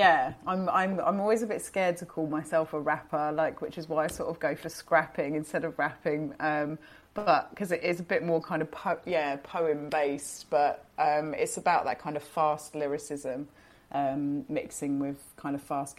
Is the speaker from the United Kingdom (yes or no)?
yes; Brighton, South East England, United Kingdom; We're from Brighton, yeah, so we're from the seaside.